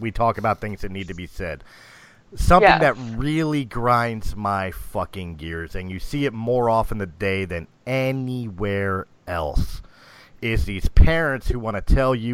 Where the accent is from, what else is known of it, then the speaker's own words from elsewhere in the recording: Philadelphia, Pennsylvania, United States; I grew up in Philadelphia.